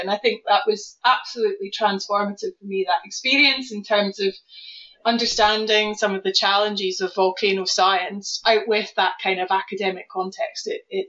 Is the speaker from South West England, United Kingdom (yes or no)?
no; Scotland, United Kingdom; now in Norwich, United Kingdom; So obviously, I strongly identify as Scottish. So that's despite the fact I've been living in Norwich since 1999.